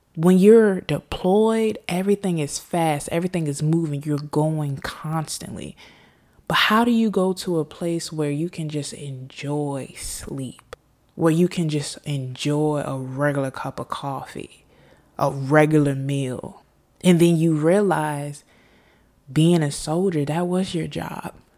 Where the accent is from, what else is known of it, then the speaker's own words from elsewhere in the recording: United States; I am an American. I live in the United States of America